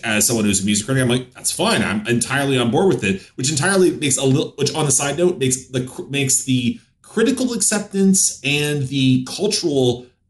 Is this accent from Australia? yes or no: no; Canada; I'm Canadian.